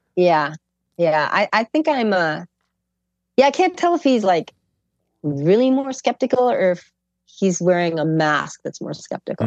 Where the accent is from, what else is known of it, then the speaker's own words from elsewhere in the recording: Chicago, Illinois, United States; I'm from Chicago